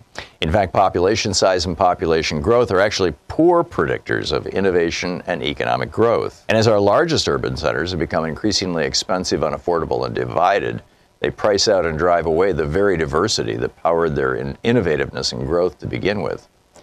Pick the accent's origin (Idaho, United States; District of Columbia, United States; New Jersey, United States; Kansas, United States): New Jersey, United States; Newark; As a young boy growing up in New Jersey, I watched my hometown of Newark decline.